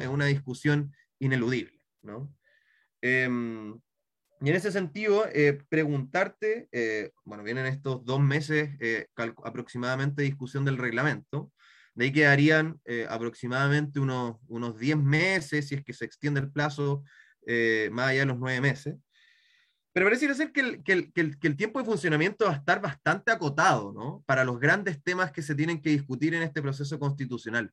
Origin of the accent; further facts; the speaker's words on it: Santiago, Santiago Metropolitan Region, Chile; soy de Santiago